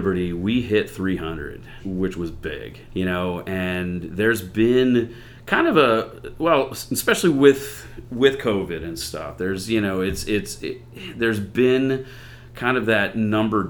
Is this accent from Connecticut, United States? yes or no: no; a small town an hour south of Cleveland, Ohio, United States; moved away as an adult; also born or lived in Philadelphia, Pennsylvania; now in Bethlehem, United States; So third grade, moved to Ohio, lived in a very small town, maybe an hour south of Cleveland